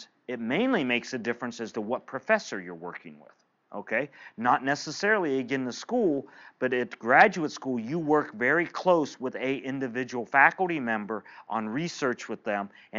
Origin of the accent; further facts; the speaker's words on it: eastern Ohio, United States; also born or lived in Indiana; I grew up in an eastern part of Ohio in a small town of about 4,000 people